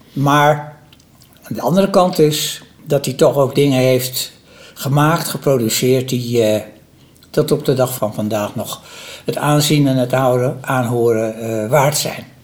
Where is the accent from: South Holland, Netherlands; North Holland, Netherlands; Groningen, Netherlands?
North Holland, Netherlands; Amsterdam; ik ben in Amsterdam opgegroeid